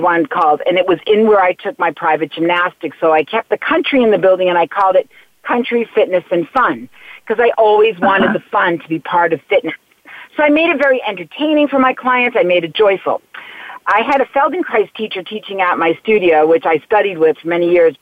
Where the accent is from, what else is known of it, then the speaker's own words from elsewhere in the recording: Natick, Massachusetts, United States; also born or lived in Long Island, New York; we moved to Massachusetts when I was 3 years old, and I grew up in a town called Natick